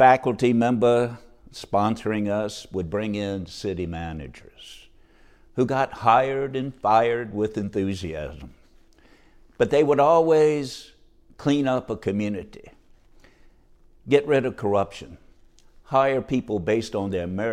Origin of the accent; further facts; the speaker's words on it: Norfolk, Virginia, United States; moved away as an adult; also born or lived in Portsmouth, Virginia; now in Fort Lauderdale, United States; I grew up in Norfolk, Virginia, shipyard town.